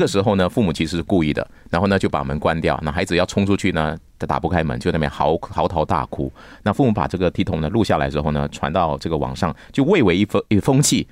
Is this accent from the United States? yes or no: no; Malaysia; 我小时候住在新村甘蹦嘛